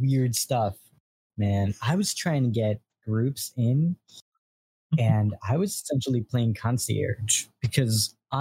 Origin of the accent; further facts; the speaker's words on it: New York, United States; I'm from New York